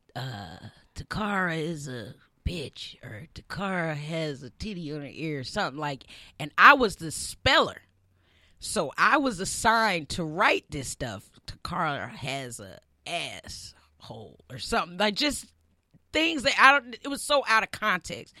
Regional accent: Birmingham, Alabama, United States; I'm from Birmingham

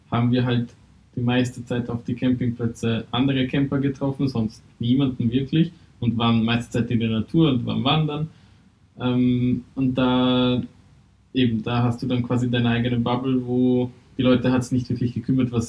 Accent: Hungary; also ich komme halt ursprünglich aus Ungarn

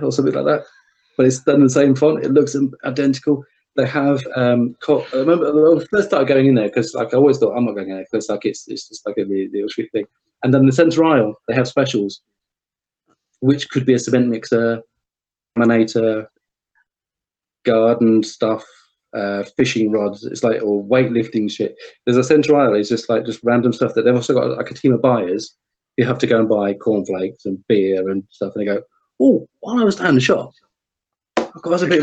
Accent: United Kingdom; we're very reserved, we're British

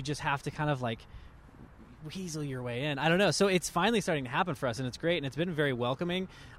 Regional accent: Columbus, Ohio, United States; I'm originally from the Columbus area

